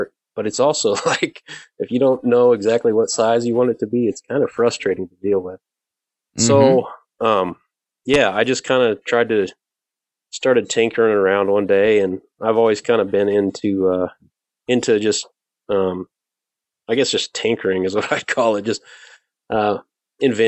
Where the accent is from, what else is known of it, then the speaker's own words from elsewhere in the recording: Indiana, United States; moved away; I grew up in Indiana